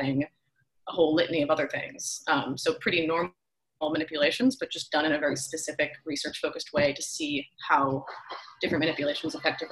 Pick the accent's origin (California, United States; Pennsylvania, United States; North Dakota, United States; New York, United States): Pennsylvania, United States; outside of Philadelphia; now in Sebastopol, United States; I'm actually from outside of Philadelphia